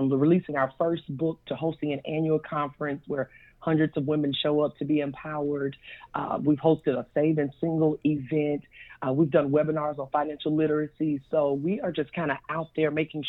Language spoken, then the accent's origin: English; Poplarville, Mississippi, United States; moved away as an adult; now in Slidell, United States; I am from Poplarville, Mississippi. That's my hometown. I live in Slidell, Louisiana now